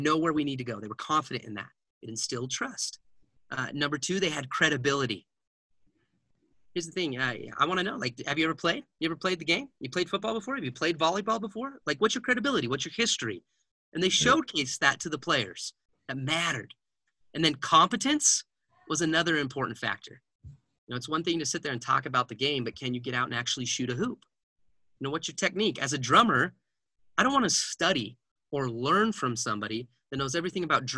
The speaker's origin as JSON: {"language": "English", "town": "Heber City", "region": "Utah", "country": "United States", "tie": "born or raised there", "said": "we grew up in Heber City, Utah, and that place, Wasatch High School, breeds wrestlers"}